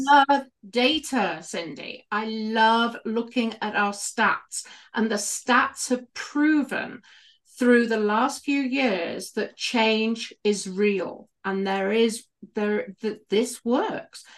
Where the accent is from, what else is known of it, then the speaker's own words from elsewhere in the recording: United Kingdom; accent: British; moved away; I was a midwife for many, many years in the U K. You can probably tell from my accent.